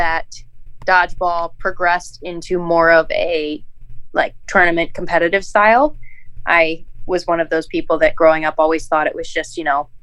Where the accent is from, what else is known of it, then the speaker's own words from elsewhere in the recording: Michigan, United States; I'm from Michigan.